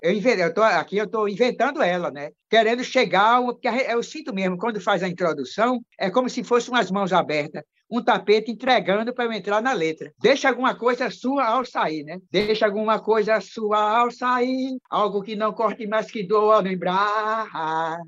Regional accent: João Pessoa, Paraíba, Brazil; em João Pessoa, né, onde eu sou, sou da Paraíba

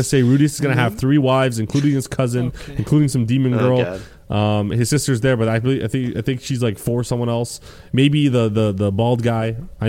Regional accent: Brooklyn, New York, United States; I'm from Brooklyn, bro.

